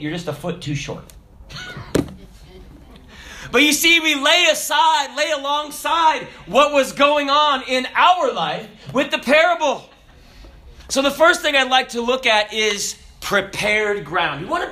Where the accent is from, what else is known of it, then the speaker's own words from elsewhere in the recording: the South, United States; I'm from the South.